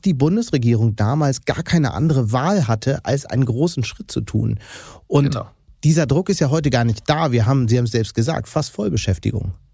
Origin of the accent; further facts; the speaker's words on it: Hamburg, Germany; als Hamburger